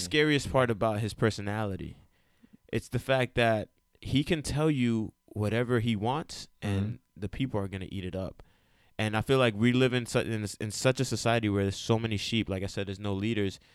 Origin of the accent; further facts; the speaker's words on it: United States; I myself am a educated Dominican American, right? And I'm also Puerto Rican. I was born in America.